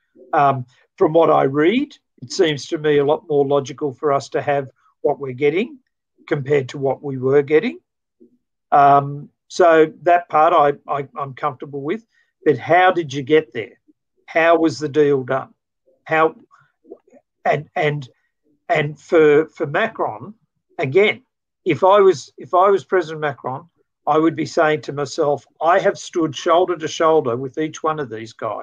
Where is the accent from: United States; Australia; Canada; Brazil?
Australia; as an Australian